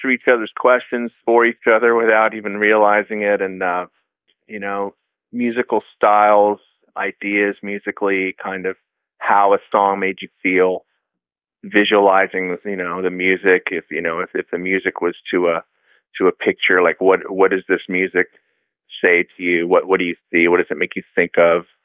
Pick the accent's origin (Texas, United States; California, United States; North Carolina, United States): California, United States; Alameda; I grew up in a small town called Alameda, which is about 12 minutes away from San Francisco